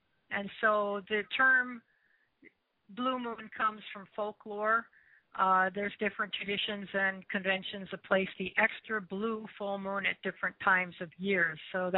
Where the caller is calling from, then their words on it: Columbus, Ohio, United States; I'm calling from Columbus, Ohio.